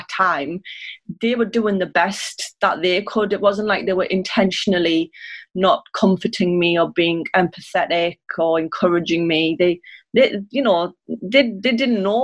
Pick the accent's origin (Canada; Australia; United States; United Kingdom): United Kingdom; Sunderland, North East England; I grew up in Sunderland, which is in the northeast